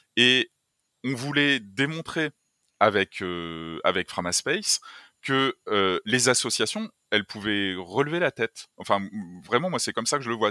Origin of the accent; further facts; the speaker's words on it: France; on est français, enfin, moi, j'aime la France